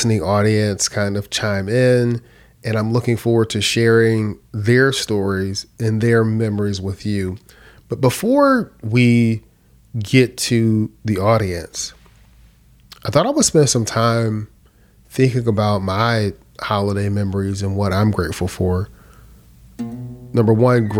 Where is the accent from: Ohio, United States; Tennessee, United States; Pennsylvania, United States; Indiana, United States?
Pennsylvania, United States; Philadelphia; growing up in Philadelphia